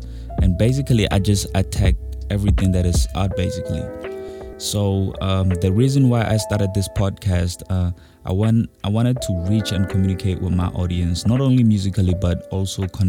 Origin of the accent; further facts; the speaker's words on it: North West, South Africa; I'm proudly South African, from Northwest